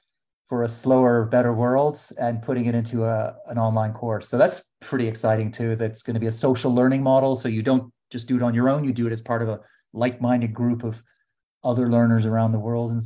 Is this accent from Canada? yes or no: yes; Canada; now in London, United Kingdom; as a Canadian